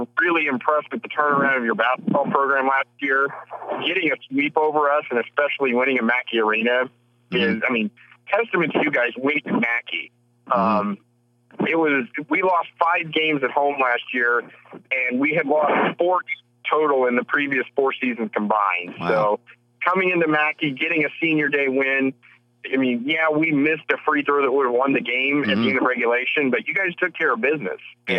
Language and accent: English; Indiana, United States; I grew up in Indiana